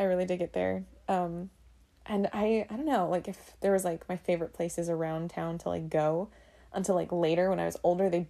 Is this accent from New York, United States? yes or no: no; Oxnard, California, United States; I'm originally from California, like born and raised. I grew up there. I grew up in a town that was called Oxnard, which was the biggest one out of, like, the section of the Ventura County.